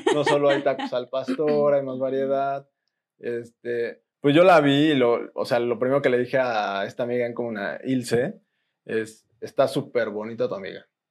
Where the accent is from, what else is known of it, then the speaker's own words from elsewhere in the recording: Mexico; Como buen mexicano